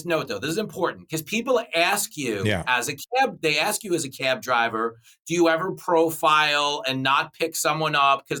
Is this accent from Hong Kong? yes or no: no; Levittown, New York, United States; But yes, I grew up in Levittown. I started driving a cab and doing stand-up.